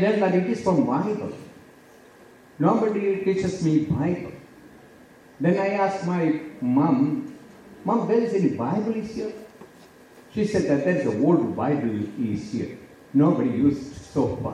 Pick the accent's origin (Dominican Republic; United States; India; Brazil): India; South India; English is a second language; We are from India, especially the South India